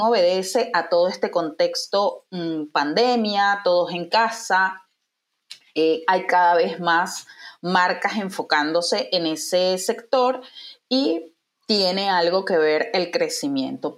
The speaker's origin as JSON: {"language": "Spanish", "country": "Venezuela", "moved": "as an adult", "lives_now": "Uruguay", "said": "soy venezolana"}